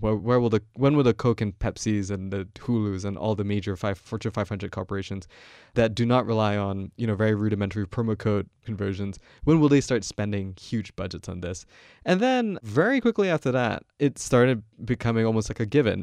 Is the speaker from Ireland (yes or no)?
no; Malaysia; moved away as an adult; now in United States; I'm not American, I come from Malaysia.